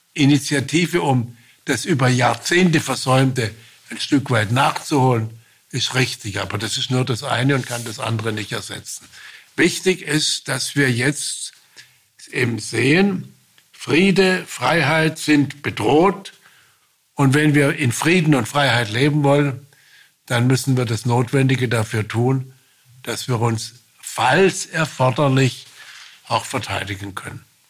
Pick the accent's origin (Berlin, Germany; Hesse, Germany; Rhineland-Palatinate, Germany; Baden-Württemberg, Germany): Baden-Württemberg, Germany; Ich bin Badener, Ich bin auch Baden-Württemberger